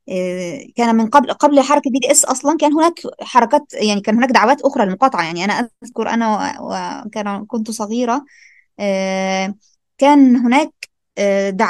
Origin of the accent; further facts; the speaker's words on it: Algeria; احنا عندنا هنا في الجزائر